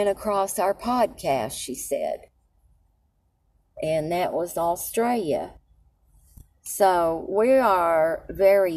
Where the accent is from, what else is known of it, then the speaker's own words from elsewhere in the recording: Tazewell, Tennessee, United States; moved away; also born or lived in Knoxville, Tennessee / Alabama / Texas; I was born in Knoxville and raised in a little town about 17 miles from Middlesboro, Kentucky, called Tazewell.